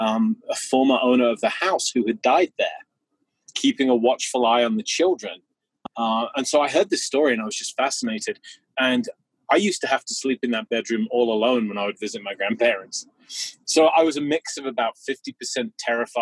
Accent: England, United Kingdom; I was a young boy growing up in England

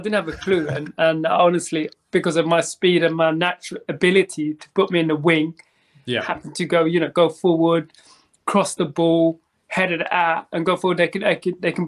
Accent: Feltham, London, United Kingdom; growing up in West London, you know, it was different. I grew up a place near Feltham, Hounslow.

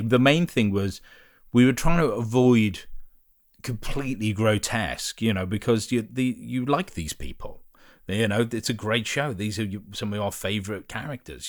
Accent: Liverpool, North West England, United Kingdom; I grew up in Liverpool

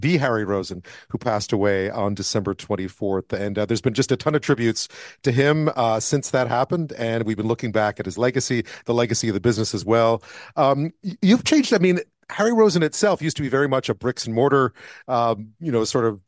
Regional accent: Montreal, Quebec, Canada; now in Western Canada; I live out west now. I grew up in Montreal

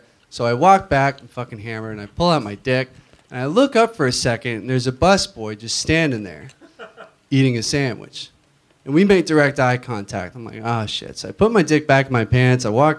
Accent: Florida, United States

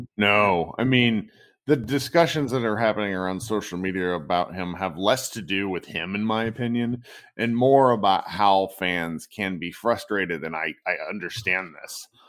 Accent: Virginia, United States; now in Dallas, United States; I was a guy from Virginia

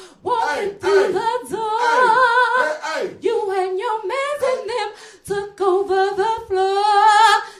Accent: Chicago, Illinois, United States; moved away as an adult; now in Los Angeles, United States; I'm originally from Chicago, but I'm living in L.A.

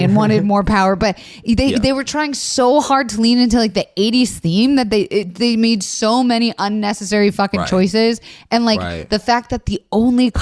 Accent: Florida, United States; I'm from Florida

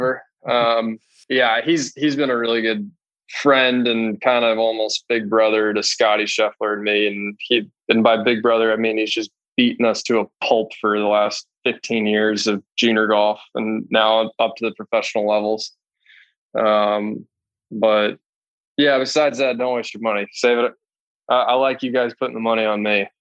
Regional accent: Dallas, Texas, United States; also born or lived in San Francisco, California; I was born in San Francisco, then moved to Dallas when I was nine. I grew up with Lanny's kids

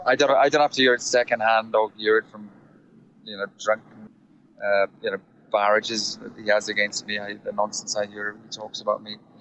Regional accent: South Wales, United Kingdom; accent: Welsh; moved away as an adult; also born or lived in London; I'm from South Wales

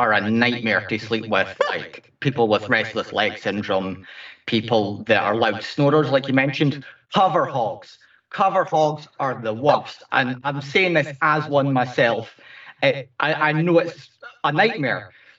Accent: Scotland, United Kingdom; I'm from Scotland

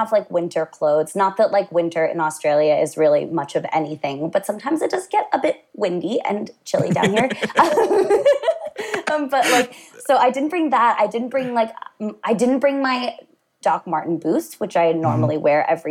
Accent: United States; moved away as an adult; I'm not especially proud to be from mm-hmm. America

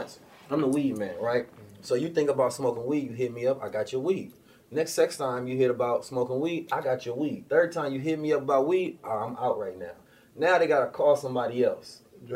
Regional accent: Oakland, California, United States; also born or lived in St. Louis, Missouri; I was born in St. Louis. I was raised in Oakland

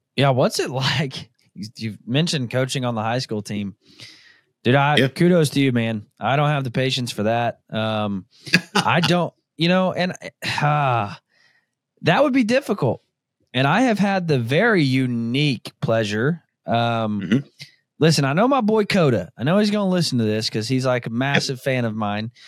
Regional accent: Northwest Arkansas, United States; now in Kansas, United States; where I grew up in Northwest Arkansas

